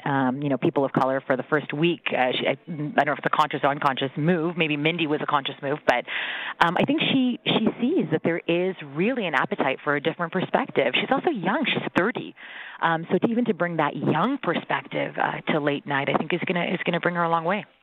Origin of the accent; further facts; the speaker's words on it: Mississauga, Ontario, Canada; growing up in Mississauga